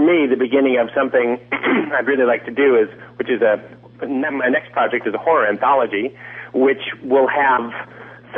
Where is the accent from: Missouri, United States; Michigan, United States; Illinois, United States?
Michigan, United States; Detroit; we grew up in Detroit together.